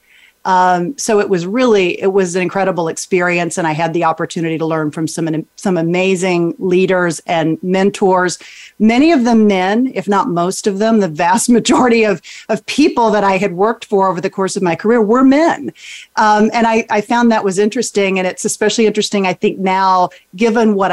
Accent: Texas, United States; I grew up in Texas

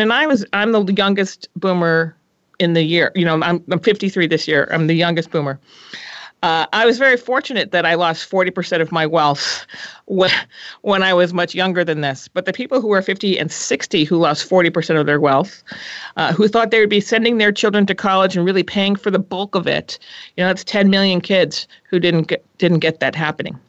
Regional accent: New England, United States; moved away as an adult; also born or lived in Minnesota / Boston / Los Angeles; now in San Francisco, United States; I was born on the East Coast, and then I decided to go to college in the Midwest because I felt we should get out. I should get out of New England while the going was good

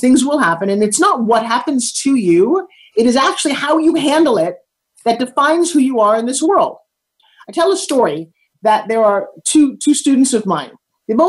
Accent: United States; I am American

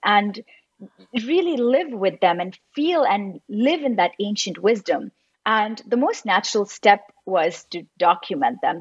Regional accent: Mumbai, Maharashtra, India; moved away; also born or lived in Los Angeles; I was born and raised in Mumbai and then I lived in Los Angeles for most of my life

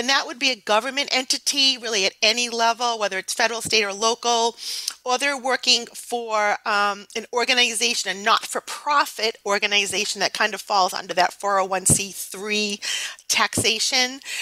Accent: New England, United States; accent: New England; my New England accent is terrible.

